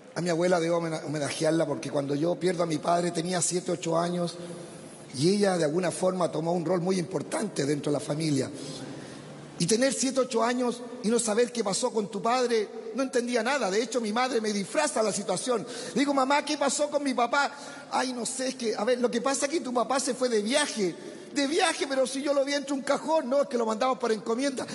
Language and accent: Spanish; Curicó, Maule, Chile; mi colegio donde yo estudiaba en Curicó era tan pobre que tenía un solo computador